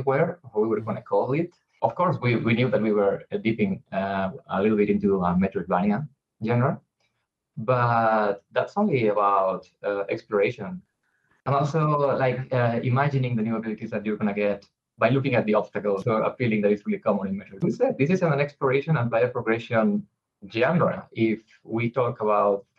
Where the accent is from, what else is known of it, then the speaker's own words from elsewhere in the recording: Spain; we are from Spain